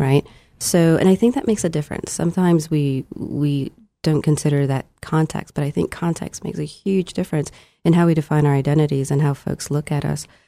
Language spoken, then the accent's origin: English; New Orleans, Louisiana, United States; moved away as an adult; now in Corvallis, United States; I was born and raised in New Orleans and um, pretty much lived in the South my entire life until I moved to uh, the Northwest in Corvallis.